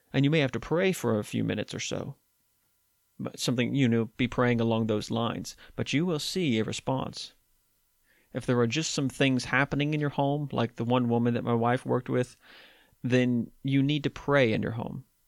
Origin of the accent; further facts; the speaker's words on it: West Virginia, United States; my home state in West Virginia